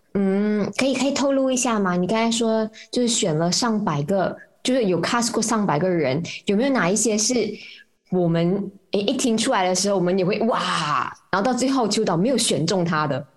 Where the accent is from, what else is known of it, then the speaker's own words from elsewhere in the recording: Malaysia; 我们马来西亚人